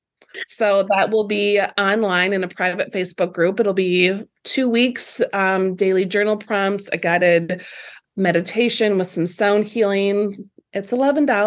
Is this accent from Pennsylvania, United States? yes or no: no; Lake City, Minnesota, United States; I'm also expanding down in Lake City here in my hometown